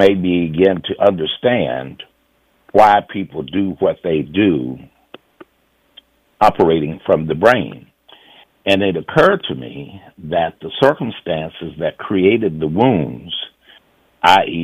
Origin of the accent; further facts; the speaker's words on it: the South, United States; you and I come from the South